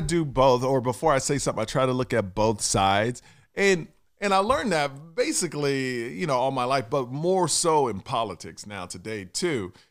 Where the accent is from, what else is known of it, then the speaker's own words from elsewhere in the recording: Texas, United States; I'm from Texas